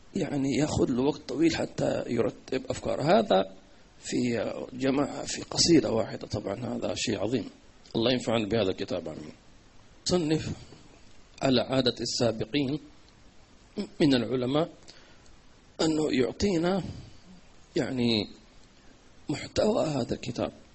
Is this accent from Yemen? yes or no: yes; Hadramawt, Yemen; عندنا في حضرموت